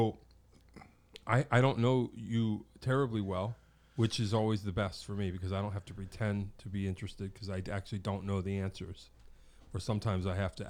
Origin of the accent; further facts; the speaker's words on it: Pittsburgh, Pennsylvania, United States; now in Connecticut, United States; I'm from Pittsburgh